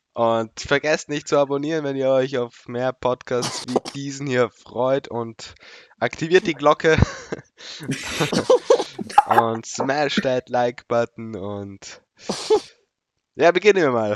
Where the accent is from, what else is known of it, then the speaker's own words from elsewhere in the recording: Austria; wir sind Österreicher.